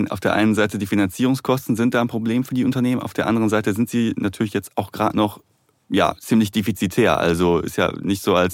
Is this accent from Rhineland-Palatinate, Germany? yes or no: no; Duisburg, North Rhine-Westphalia, Germany; komme aus Duisburg